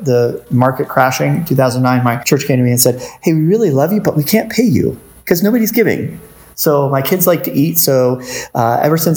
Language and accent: English; St. Petersburg, Florida, United States; I came from St. Pete, which is a lot bigger than Ellisville